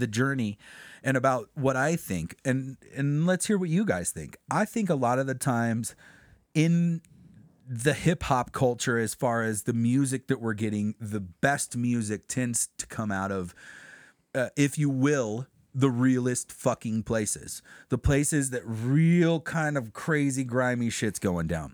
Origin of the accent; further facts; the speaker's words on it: Crestline, United States; we're from Crestline.